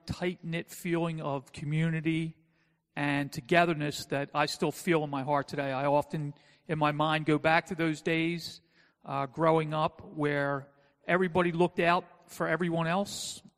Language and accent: English; Philadelphia, Pennsylvania, United States; I call Philadelphia my hometown. However, in Philadelphia, it's a city that's made up of neighborhoods and generally divided along ethnic lines. I grew up in a working-class Irish Catholic neighborhood